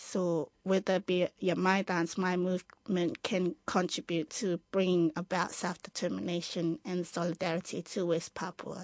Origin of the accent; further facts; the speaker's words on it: Cook Islands; I'm from the Cook Islands and I do Cook Island dancing